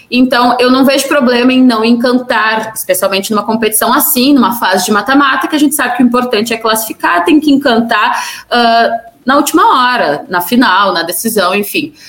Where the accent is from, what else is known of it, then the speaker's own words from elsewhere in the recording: Rio Grande do Sul, Brazil; eu sou gaúcha